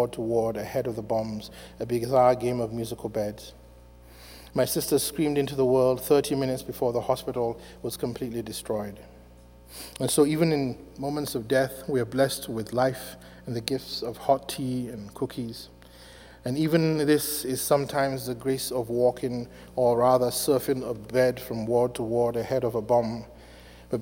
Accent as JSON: {"language": "English", "town": "Afikpo", "region": "Ebonyi", "country": "Nigeria", "tie": "born or raised there", "moved": "yes", "lives_now": "United States", "said": "I was born in December 1966 in a small Igbo town in southeastern Nigeria called Afikpo"}